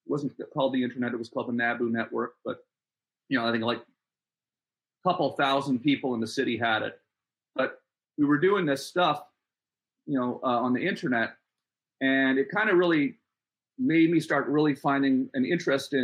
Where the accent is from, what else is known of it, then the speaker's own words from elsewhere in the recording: Ottawa, Ontario, Canada; I grew up in Ottawa, Canada, and my dad was in the military